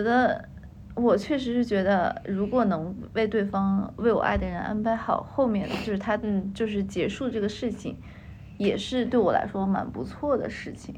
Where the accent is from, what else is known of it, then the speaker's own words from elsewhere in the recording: Beijing, China; 我小的时候也是在这部分长大的